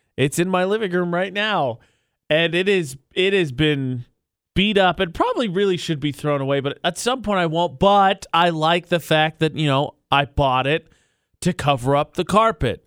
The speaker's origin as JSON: {"language": "English", "region": "Indiana", "country": "United States", "tie": "born or raised there", "said": "my hometown, my home state of Indiana."}